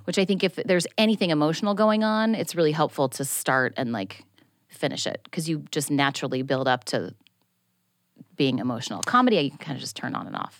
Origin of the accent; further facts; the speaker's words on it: Tigard, Oregon, United States; moved away; I'm from a town called Tigard, which is, like, fifteen minutes outside of Portland